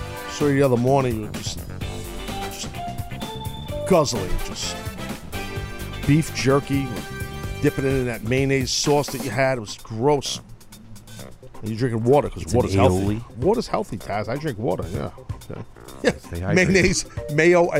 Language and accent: English; New York, United States; I'm the only New Yorker that people love there